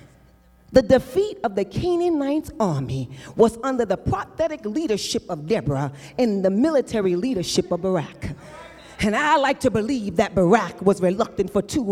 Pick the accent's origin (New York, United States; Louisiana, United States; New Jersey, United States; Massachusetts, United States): New York, United States; I'm from New York, where I grew up in the projects.